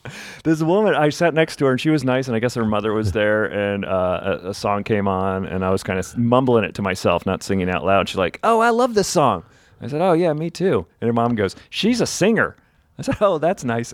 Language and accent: English; New Jersey, United States; I'm from Jersey